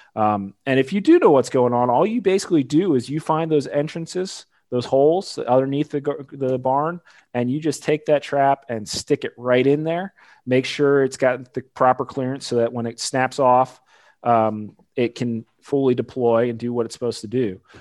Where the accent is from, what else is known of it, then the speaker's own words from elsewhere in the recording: Pennsylvania, United States; moved away as an adult; also born or lived in Illinois / Delaware; now in Kentucky, United States; I'm originally from Pennsylvania.